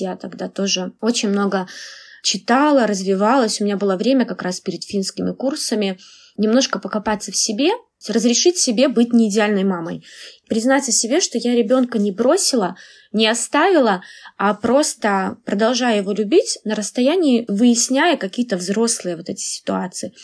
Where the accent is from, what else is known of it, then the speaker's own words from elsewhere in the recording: Belarus; moved away as an adult; now in Finland; я из Беларуси